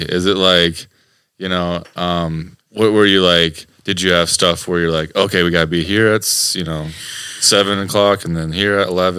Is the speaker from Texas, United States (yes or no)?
no; Iowa, United States; I grew up in Iowa as well. And my parents were Vikings fans.